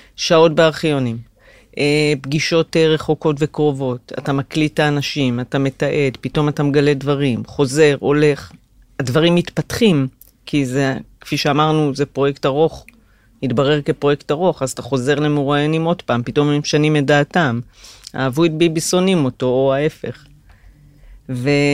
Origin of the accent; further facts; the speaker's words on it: Migdal HaEmek, Northern District, Israel; moved away as an adult; ההתחלה הייתה במגדל העמק, שם נולדתי ושם למדתי עד הצבא